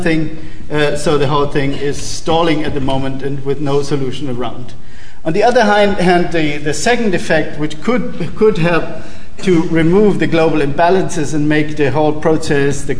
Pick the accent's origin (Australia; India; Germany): Germany; In Germany, my home country